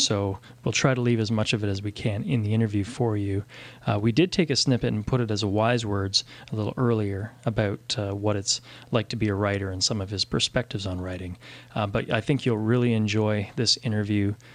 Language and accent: English; Canada; I'm from Canada